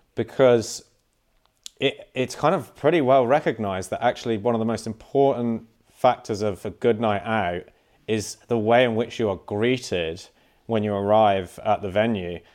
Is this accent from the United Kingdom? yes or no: yes; Cornwall, South West England, United Kingdom; I am a Cornish boy.